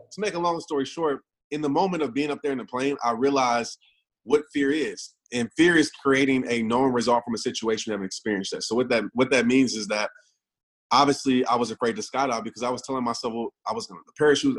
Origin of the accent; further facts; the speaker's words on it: Kenner, Louisiana, United States; I grew up in New Orleans, uh, Kenner, Louisiana